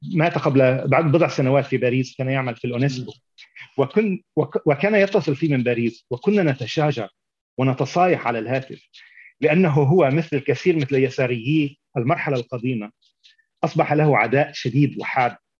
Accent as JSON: {"language": "Arabic", "town": "Beirut", "region": "Beirut Governorate", "country": "Lebanon", "tie": "born or raised there", "also_born_or_lived": "Tyre", "moved": "as an adult", "lives_now": "United States", "said": "نشات في بيروت"}